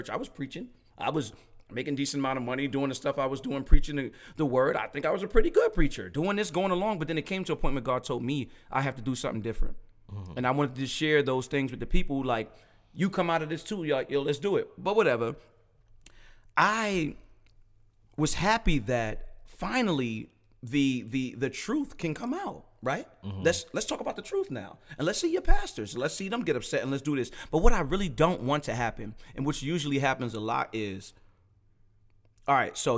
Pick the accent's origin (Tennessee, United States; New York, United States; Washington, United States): New York, United States; Brooklyn; I'm a little bit more aggressive, but I'm from Brooklyn. 24/7 is how we are.